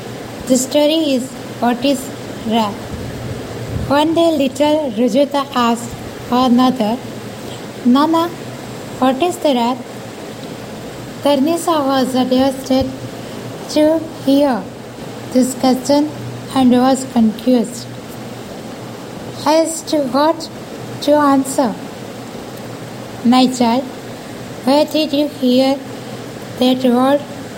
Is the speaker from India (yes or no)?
yes; Jamnagar, Gujarat, India; Jai Sri Krishna. … I am from Jamnagar, Gujarat. I have studies till SSC. I can write and speak in three languages. I am 41 years old.